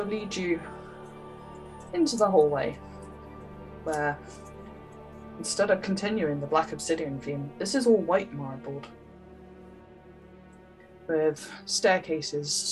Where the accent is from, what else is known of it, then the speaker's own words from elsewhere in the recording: United Kingdom; I'm British